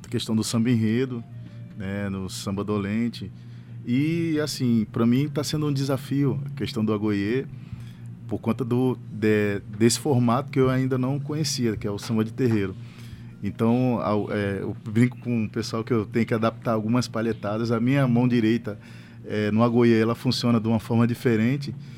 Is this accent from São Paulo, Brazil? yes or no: no; Rio de Janeiro, Brazil; eu sou carioca